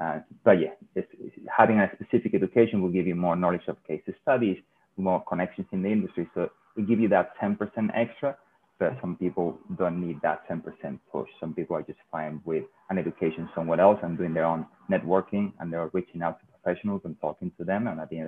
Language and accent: English; southern Spain, Spain; I come from South Spain, which even though it's 2 hours away from Africa, is super white and not diverse at all.